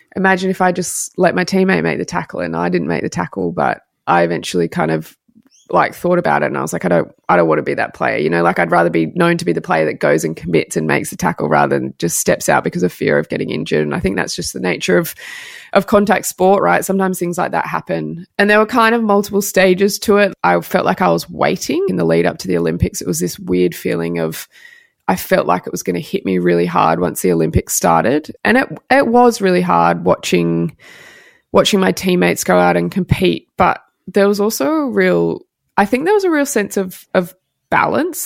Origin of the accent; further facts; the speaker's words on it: Sydney, New South Wales, Australia; moved away as an adult; also born or lived in Melbourne; now be back in Sydney and in my hometown